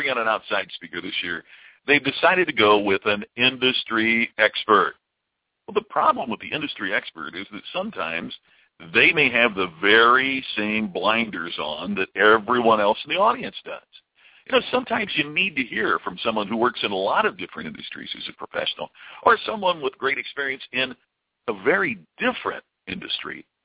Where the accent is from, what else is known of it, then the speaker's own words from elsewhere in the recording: Louisville, Kentucky, United States; I grew up in the Louisville area